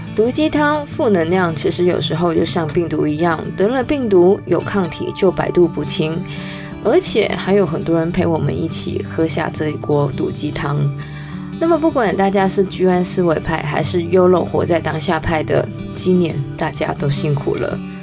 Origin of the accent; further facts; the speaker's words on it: Canada; 我是在加拿大长大的